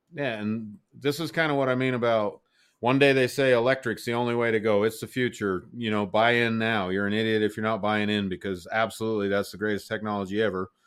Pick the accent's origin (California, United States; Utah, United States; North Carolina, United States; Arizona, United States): Utah, United States; moved away; I'm from Utah